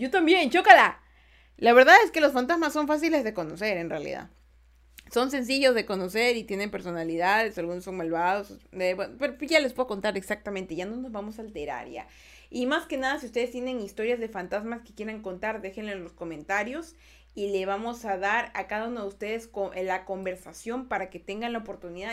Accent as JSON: {"language": "Spanish", "country": "Ecuador", "said": "Hola, soy de Ecuador"}